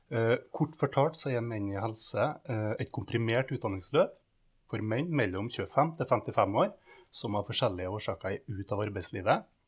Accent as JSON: {"language": "Norwegian", "town": "Kristiansund", "region": "Møre og Romsdal", "country": "Norway", "tie": "born or raised there", "also_born_or_lived": "Lillehammer", "moved": "as an adult", "said": "Så når jeg bodde hjemme i Kristiansund og skulle flytte utenbys"}